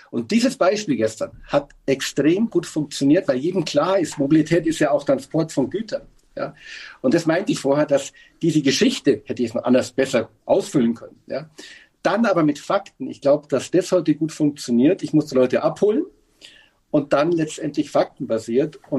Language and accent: German; Bavaria, Germany; Äh, ich als Bayer durfte nicht in Sillertal auf, mein, auf meine Hütte und bin mit der Familie nach Hamburg.